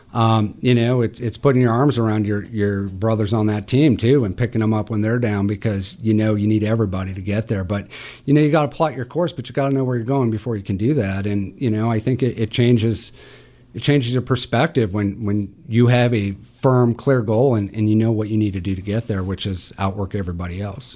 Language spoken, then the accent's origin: English; Butte, Montana, United States; also born or lived in Great Falls, Montana / Helena, Montana; now in Missoula, United States; I grew up in Butte